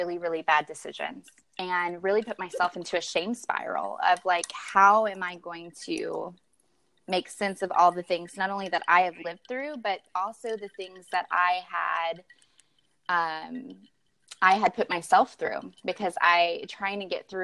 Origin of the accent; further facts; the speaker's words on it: Kentucky, United States; moved away as an adult; now in California, United States; I am a Kentucky girl at heart. I grew up in the South and relocated to California not too long ago, about 4 years ago